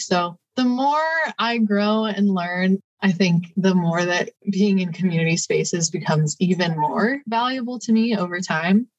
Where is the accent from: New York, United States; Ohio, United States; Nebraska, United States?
Ohio, United States; Cleveland; now in Columbus, United States; I'm also from Ohio. I was born outside of Cleveland